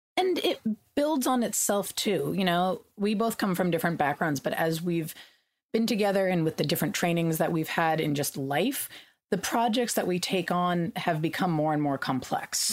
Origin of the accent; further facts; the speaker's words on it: California, United States; I grew up in California, we had water rationing